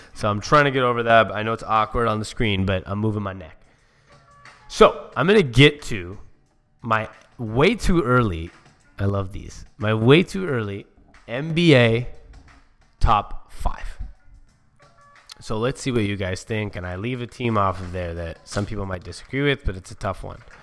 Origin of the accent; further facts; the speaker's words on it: Seattle, Washington, United States; I'm from Seattle.